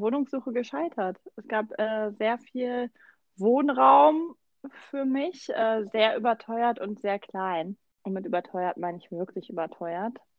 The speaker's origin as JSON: {"language": "German", "country": "Germany", "tie": "born or raised there", "moved": "yes", "lives_now": "Mannheim, Germany", "said": "Ich bin äh, quasi in Berlin groß geworden"}